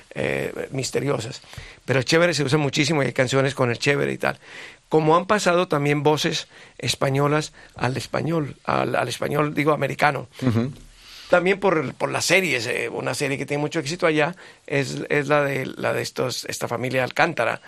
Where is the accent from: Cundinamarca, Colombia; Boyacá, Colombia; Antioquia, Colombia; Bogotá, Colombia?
Bogotá, Colombia; accent: sudaca; No en Bogotá, de donde yo vengo